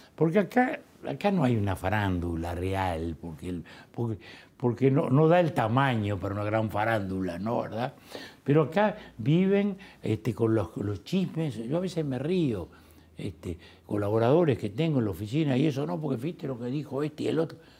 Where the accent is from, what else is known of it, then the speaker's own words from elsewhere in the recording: Montevideo, Uruguay; De chico era, de chico era la playa de Montevideo